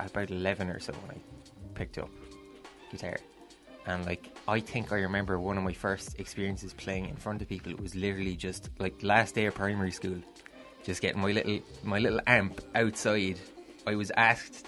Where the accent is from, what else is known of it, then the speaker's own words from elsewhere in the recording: Myrtleville, Munster, Ireland; also born or lived in Crosshaven; I grew up out in Noville, which people know from Noville Cove